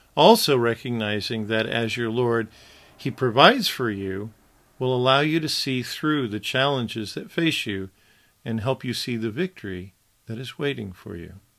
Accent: Wichita, Kansas, United States; My first memory of television as a young boy, black and white television, that is, consisted of three channels in my hometown of Wichita

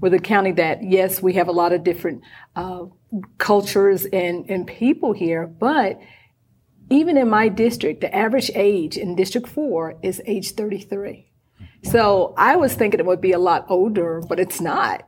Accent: North Carolina, United States; I'm from North Carolina

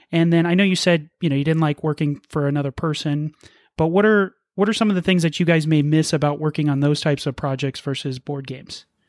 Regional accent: Las Vegas, Nevada, United States; We're from Las Vegas

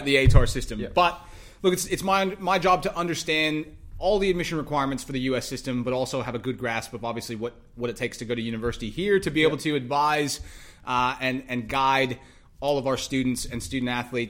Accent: Texas, United States; moved away as an adult; now in Australia; I'm not American, I'm Texan.

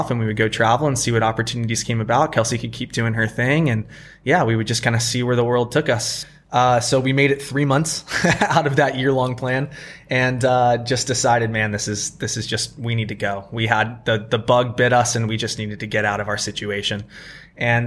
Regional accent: Virginia Beach, Virginia, United States; moved away as an adult; now in Bali, Indonesia; I'm originally from Virginia Beach, Virginia, on the east coast of the U.S. My wife and I were from the same hometown, high school sweethearts.

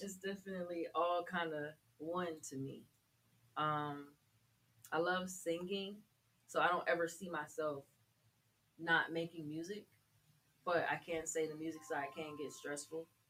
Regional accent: Atlanta, Georgia, United States; I'm from Atlanta, oh, Georgia

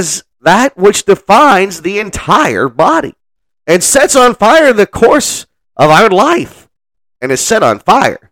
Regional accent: New Orleans, Louisiana, United States; now in Kilgore, United States; I'm from New Orleans

